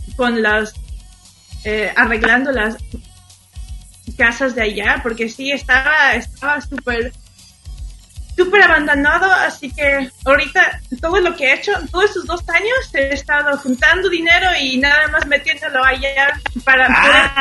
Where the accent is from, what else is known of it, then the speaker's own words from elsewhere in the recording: Xalapa, Veracruz, Mexico; Spanish is a second language; moved away; en Jalapa, Veracruz, donde yo crecí